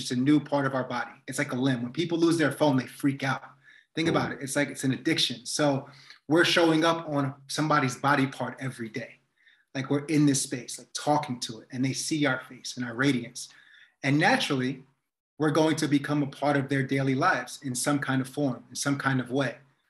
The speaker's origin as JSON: {"language": "English", "country": "United States", "tie": "born or raised there", "also_born_or_lived": "New York / New Jersey", "said": "I grew up in New Jersey and New York, and there's a deep part of that culture still in me all the time."}